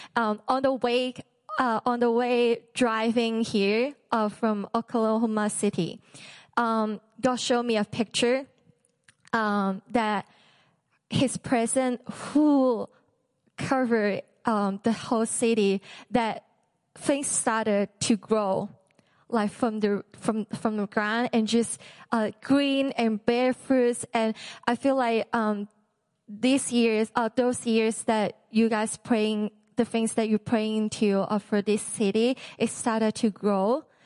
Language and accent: English; Hong Kong; moved away; I'm from Hong Kong